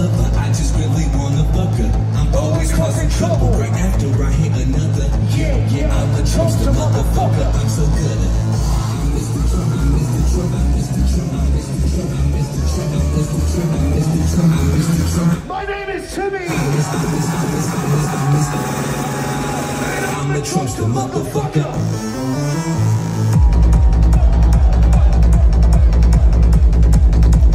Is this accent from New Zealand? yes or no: no; Australia; I come all the way from Australia